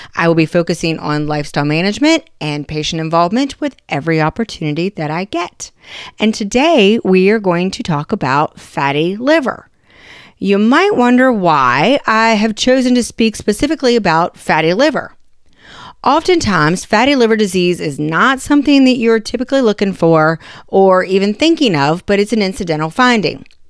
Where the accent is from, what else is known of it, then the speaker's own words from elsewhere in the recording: West Virginia, United States; I'm from West Virginia